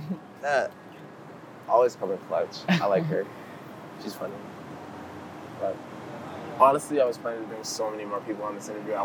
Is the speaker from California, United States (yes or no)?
no; Homestead, Florida, United States; also born or lived in Cutler Bay / Goulds; I grew up in a pretty good area. You know, I grew up in Color Bay. I grew up in Ghouls. {S2} That's good. {S0} I grew up in Homestead.